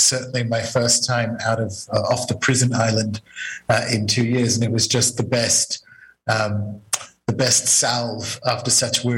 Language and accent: English; Australia; moved away; I'm Australian